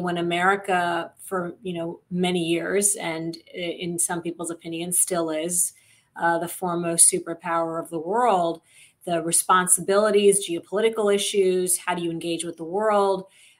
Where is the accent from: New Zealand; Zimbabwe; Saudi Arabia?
Saudi Arabia; also born or lived in Michigan, United States; I grew up in Saudi Arabia, I'm a product of an Indian father and a Pakistani mother, two countries that are often in conflict with each other. I was born in Michigan, and you know, raised as an American Muslim